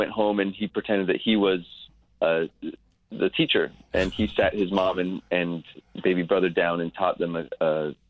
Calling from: New York, United States; I'm calling from New York.

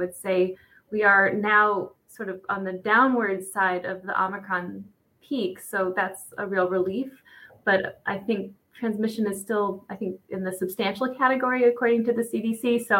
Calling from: Allentown, Pennsylvania, United States; I'm calling from Allentown, Pennsylvania. So I'm actually probably like an hour away, I'm guessing, from Johanna.

